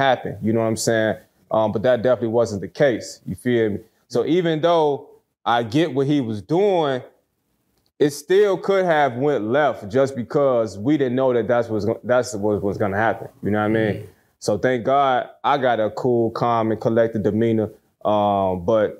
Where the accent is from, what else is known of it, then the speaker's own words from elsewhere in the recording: Chicago, Illinois, United States; I'm from Chicago. You know what I'm saying? The south side of Chicago